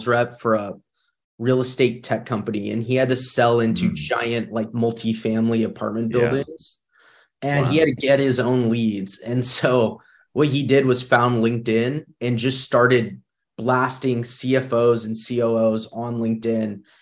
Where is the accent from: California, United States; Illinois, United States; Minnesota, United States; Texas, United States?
California, United States; Northern; I grew up in Northern California